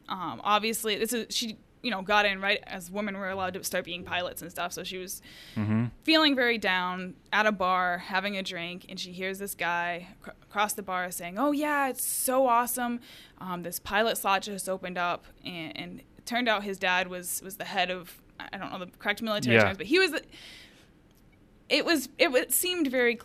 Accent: Oakland, Tennessee, United States; So I was born just outside of Memphis, Tennessee, in Oakland. I grew up on a 7-acre llama farm.

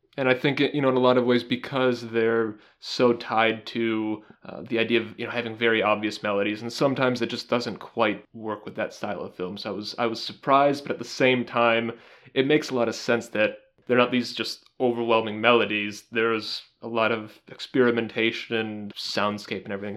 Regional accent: United States; as an American

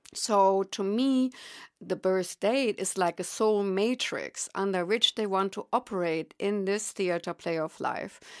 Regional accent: Germany; accent: German; English is a second language; moved away; I am indeed German, and obviously I will not be able to relinquish that accent.

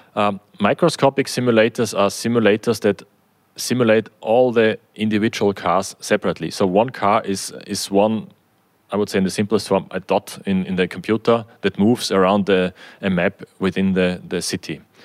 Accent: Austria; also born or lived in Germany

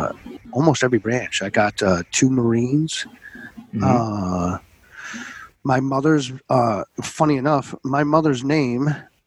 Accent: Niagara-on-the-Lake, Ontario, Canada; also born or lived in Plattsburgh, United States / United Kingdom; as we were talking about where I grew up here in town of Niagara, but I was born in Plattsburgh, New York.

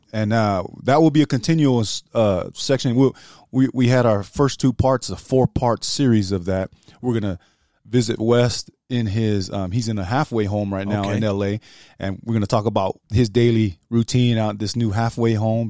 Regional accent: New Zealand; I'm from New Zealand.

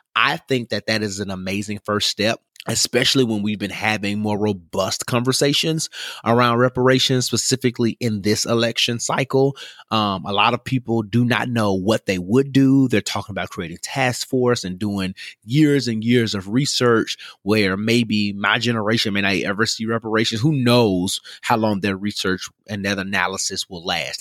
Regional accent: Memphis, Tennessee, United States; Y'all know I'm from Memphis

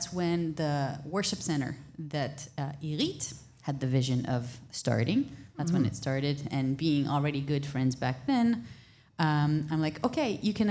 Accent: Jerusalem, Jerusalem District, Israel; moved away; We're both from Israel, both born and raised in Jerusalem for the most part

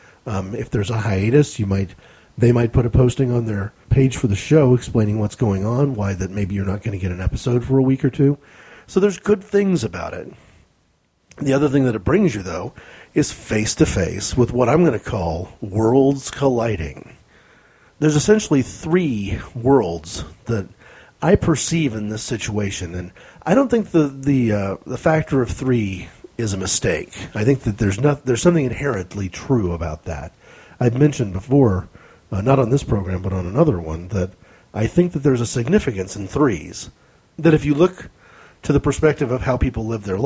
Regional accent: United States; as an American

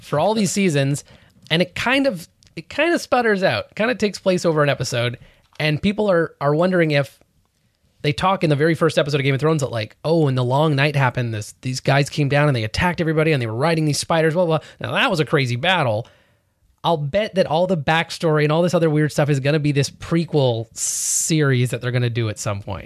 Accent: New York, United States; I'm a New Yorker.

